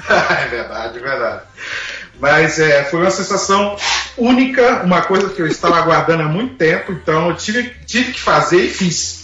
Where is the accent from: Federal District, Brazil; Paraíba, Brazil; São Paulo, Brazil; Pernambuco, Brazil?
Federal District, Brazil; Brasília; moved away as an adult; now in Canada; Nós somos de Brasília. É, viemos para o Canadá no ano de 2008